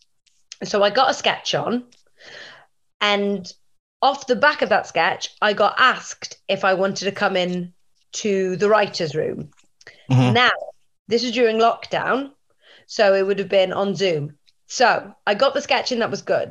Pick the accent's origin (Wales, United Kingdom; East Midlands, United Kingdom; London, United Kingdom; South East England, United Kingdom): Wales, United Kingdom; Welsh; I'm Welsh